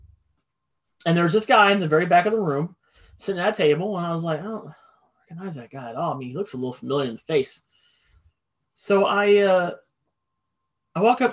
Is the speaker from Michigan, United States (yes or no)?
no; Indianapolis, Indiana, United States; I grew up in Indy. That's where I'm from.